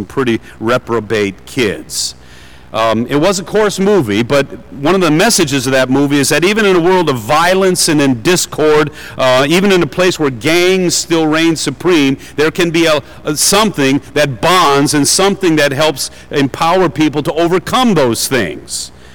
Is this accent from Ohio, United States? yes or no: no; Detroit, Michigan, United States; I'm from Detroit